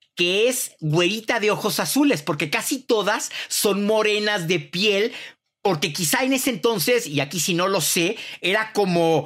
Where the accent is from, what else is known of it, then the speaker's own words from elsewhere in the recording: Mexico; soy mexicano